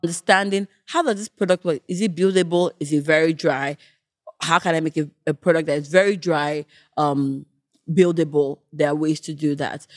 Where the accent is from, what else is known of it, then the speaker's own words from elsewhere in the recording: Nigeria; moved away; also born or lived in Canada / United Kingdom; Me growing up in Nigeria, moving to Canada, moving back to the U K